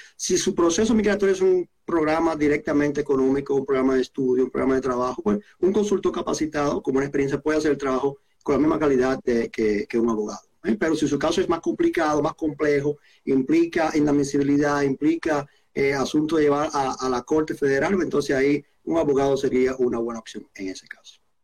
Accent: Dominican Republic; moved away as an adult; now in Canada; soy dominicano de origen y llegué a Canadá como residente permanente en 2007

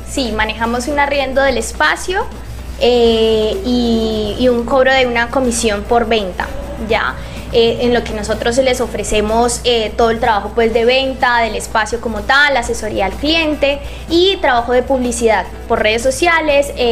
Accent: Palmira, Valle del Cauca, Colombia; yo soy de Palmira

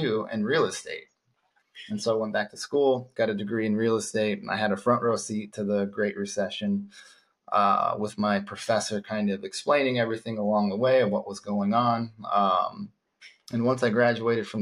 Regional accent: Phoenix, Arizona, United States; I was born and raised in Phoenix

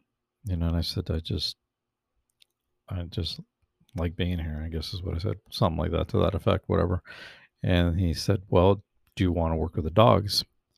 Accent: California, United States; I grew up mostly in the San Fernando Valley, which is in the Los Angeles County.

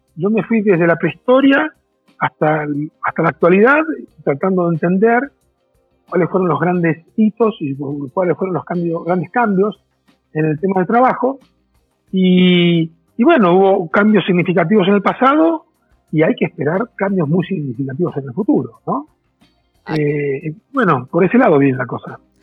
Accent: Argentina; moved away as an adult; also born or lived in Brazil; now in Mexico; Yo soy argentino, hace 17 años que en México.

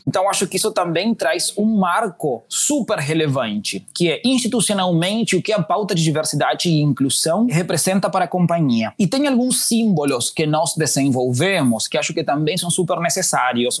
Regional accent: Uruguay; Portuguese is a second language; moved away as an adult; also born or lived in Chile; now in Brazil; eu sou do Uruguai. Eu hoje já vou cumprir quatro anos no Brasil

